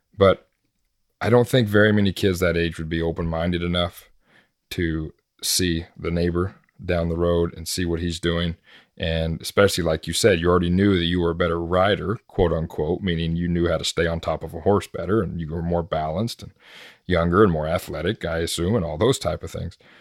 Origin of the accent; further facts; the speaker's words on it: United States; growing up in America